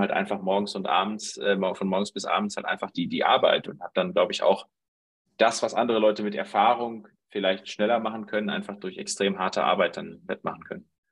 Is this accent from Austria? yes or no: no; Dortmund, North Rhine-Westphalia, Germany; 33 Jahre alt, aufgewachsen in Dortmund